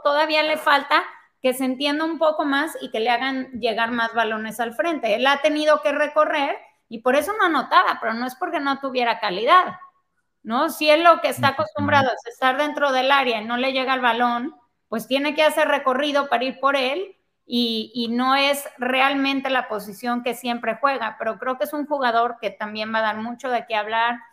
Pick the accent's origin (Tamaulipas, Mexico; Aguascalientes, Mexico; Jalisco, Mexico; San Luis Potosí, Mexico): Jalisco, Mexico; Guadalajara; yo crecí en Guadalajara y obviamente ahí jugaba fútbol también. Este, atletismo, selección Jalisco.